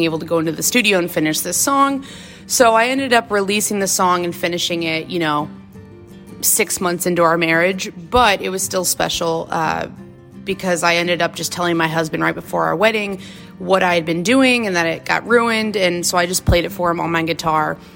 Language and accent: English; St. Louis, Missouri, United States; I am from the United States, more specifically St. Louis, Missouri. Been born and raised here my whole life